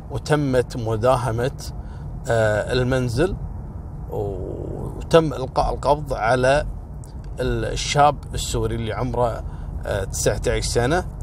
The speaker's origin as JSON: {"language": "Arabic", "country": "Kuwait", "said": "هذا الموضوع وصل لأعلى مستويات عندنا في الكويت"}